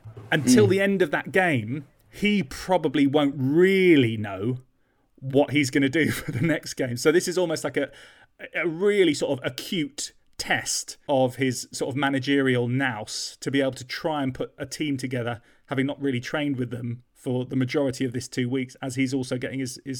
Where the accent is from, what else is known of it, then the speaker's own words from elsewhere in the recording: London, United Kingdom; used to go to the L'Artista in North London under a bridge in Golders Green, which was near to where I grew up in North London.